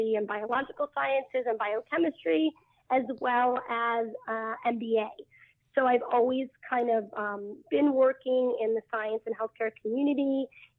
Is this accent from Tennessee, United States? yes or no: no; Maine, United States; I grew up in Maine